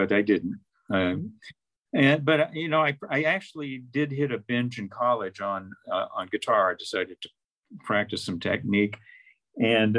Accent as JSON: {"language": "English", "town": "Fort Worth", "region": "Texas", "country": "United States", "moved": "yes", "said": "I'm from Fort Worth"}